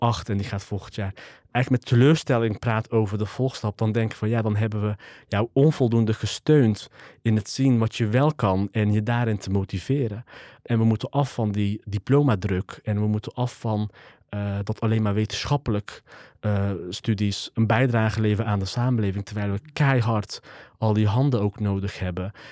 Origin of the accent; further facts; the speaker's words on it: 's-Hertogenbosch, North Brabant, Netherlands; geboren en getogen in Den Bosch